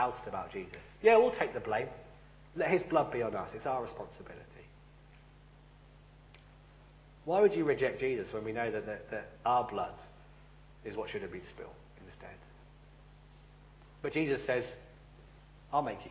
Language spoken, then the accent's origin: English; United Kingdom; I'm British, I don't speak Romanian